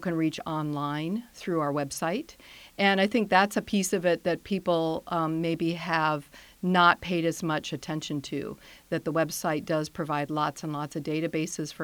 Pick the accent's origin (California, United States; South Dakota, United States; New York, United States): South Dakota, United States; now in Fairfax County, United States; I grew up in South Dakota.